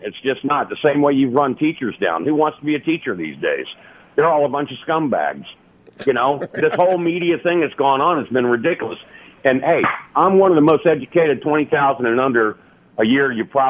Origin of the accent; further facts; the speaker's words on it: United States; You know, I served my country. I'm an American Democrat, which I know these right-wingers don't understand.